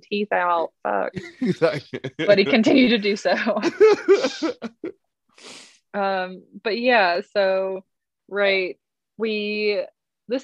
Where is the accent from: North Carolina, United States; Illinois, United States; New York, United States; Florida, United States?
North Carolina, United States